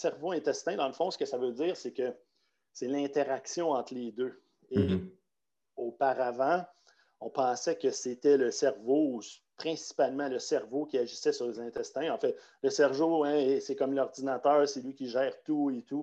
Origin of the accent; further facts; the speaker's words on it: Quebec, Canada; Moi, je viens du Québec